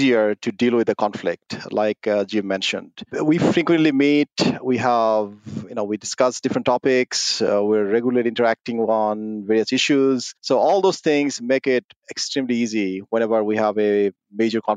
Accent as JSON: {"language": "English", "country": "Bangladesh", "tie": "born or raised there", "moved": "yes", "said": "I was actually born and raised in a small village in Bangladesh"}